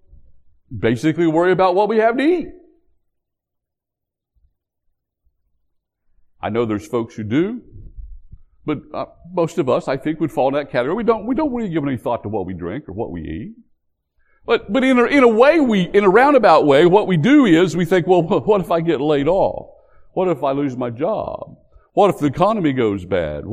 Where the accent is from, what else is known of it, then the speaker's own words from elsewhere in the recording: West Virginia, United States; moved away; also born or lived in North Carolina; back when I grew up in West Virginia